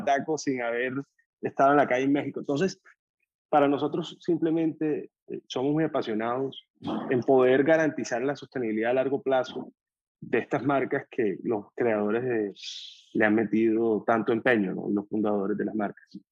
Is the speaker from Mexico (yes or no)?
no; Colombia; moved away as an adult; also born or lived in Boston / Miami; nosotros tenemos 32 años, somos colombianos, estudiamos en Boston